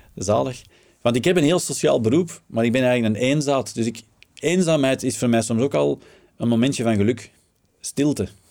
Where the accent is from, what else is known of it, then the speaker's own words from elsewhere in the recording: Flanders, Belgium; wij als Vlaming